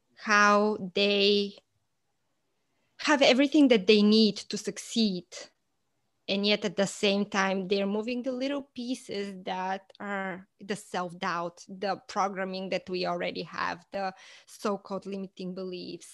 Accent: Bulgaria; moved away as an adult; now in United States; I am originally from Bulgaria, and I moved to the States about fifteen, almost actually sixteen years ago.

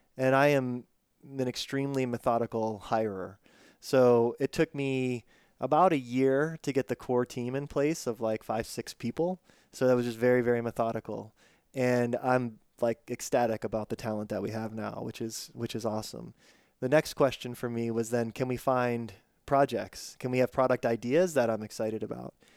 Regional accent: Pittsburgh, Pennsylvania, United States; moved away; I grew up in Pittsburgh and then moved away for a long time

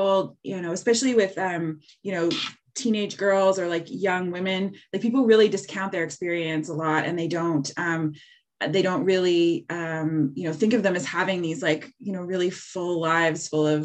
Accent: Halifax, Nova Scotia, Canada; now in Hamilton, Canada; I grew up in Halifax. I think of myself as growing up in a city

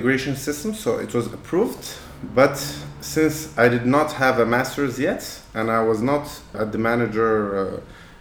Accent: Casablanca, Casablanca-Settat, Morocco; also born or lived in Boston, United States; I grew up in Casablanca, 1st of May 1983

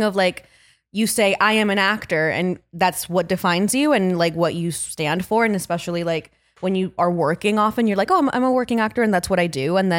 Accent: Medellin, Antioquia, Colombia; born there; Okay. So I was born in Medellin, Colombia. I'm an only child.

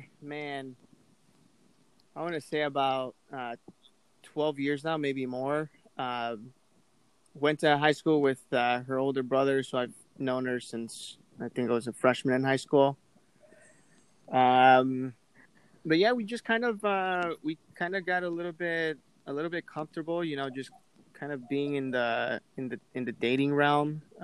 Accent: Chicago, Illinois, United States; 27 and a half. Originally my family's from Mexico. I am first generation from Chicago. I grew up in the north side of the city. Currently living in Bucktown.

